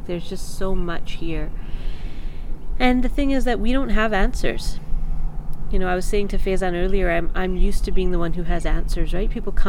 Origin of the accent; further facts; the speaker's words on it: Canada; Growing up in Canada, where my closest friends are not from the same cultural, ethnic, racial background as me. We're all from different places.